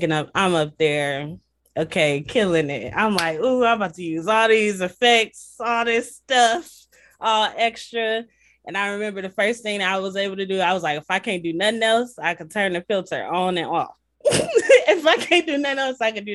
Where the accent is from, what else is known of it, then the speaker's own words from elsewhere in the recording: Toledo, Ohio, United States; moved away as an adult; now in Columbus, United States; I'm from Toledo, Ohio, the glass